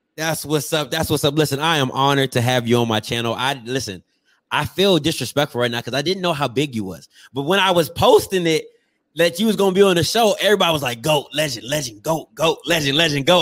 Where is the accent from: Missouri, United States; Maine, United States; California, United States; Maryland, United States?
Maryland, United States; I'm from Maryland, so I'm I'm up north